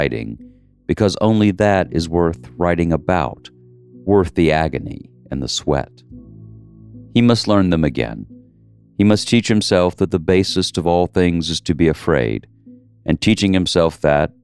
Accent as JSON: {"language": "English", "area": "the South", "region": "Southern United States", "country": "United States", "said": "I'm a Southerner"}